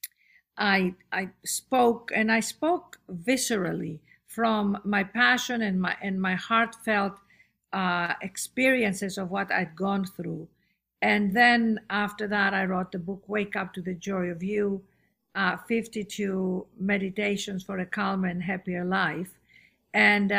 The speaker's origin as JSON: {"language": "English", "town": "Athens", "region": "Attica", "country": "Greece", "tie": "born or raised there", "also_born_or_lived": "London / Los Angeles", "moved": "as an adult", "said": "born and raised in Athens, Greece, educated in London at the Royal Academy of Dramatic"}